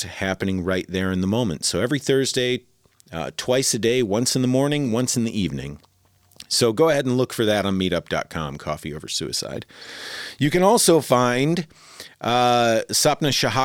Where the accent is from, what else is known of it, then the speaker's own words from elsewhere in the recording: Midwest, United States; moved away; also born or lived in Denver; I'm originally from the Midwest.